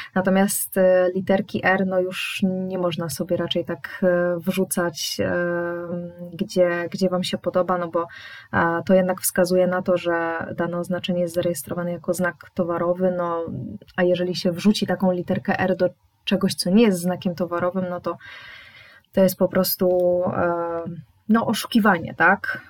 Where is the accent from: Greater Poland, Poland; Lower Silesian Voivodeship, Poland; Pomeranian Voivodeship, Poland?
Greater Poland, Poland; Poznań; jestem z Poznania